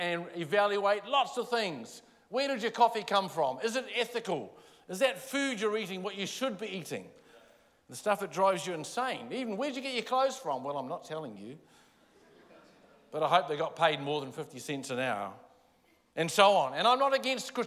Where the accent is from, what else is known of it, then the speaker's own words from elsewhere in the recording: Palmerston North, Manawatū-Whanganui, New Zealand; I grew up in Palmerston North